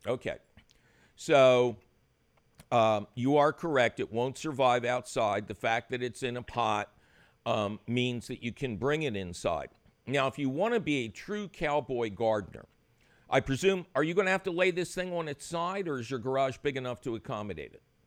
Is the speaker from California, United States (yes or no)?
no; Philadelphia, Pennsylvania, United States; I grew up in Philadelphia